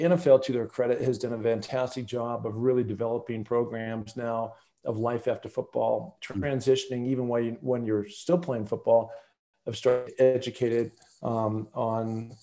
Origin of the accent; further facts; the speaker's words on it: the Northwest, Pacific Northwest, United States; growing up in the Northwest, knowing all those different famous mountaineers, looking at Mount Rainier out my window every day